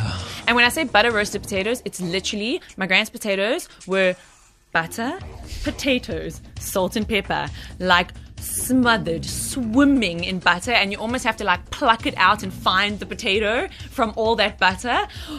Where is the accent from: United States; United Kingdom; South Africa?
South Africa; Durban, KwaZulu-Natal; now in Cape Town, South Africa; So I'm originally from Durban, so it's hot.